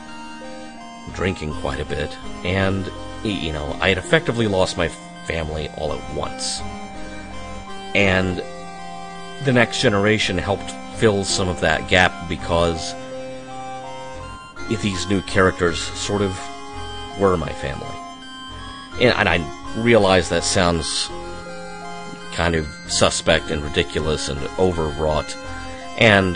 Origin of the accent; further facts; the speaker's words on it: Arkansas, United States; I was born and raised in Arkansas